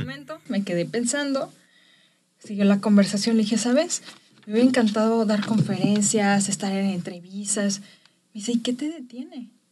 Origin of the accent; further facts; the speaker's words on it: Chapala, Jalisco, Mexico; soy originaria de Chapala, Jalisco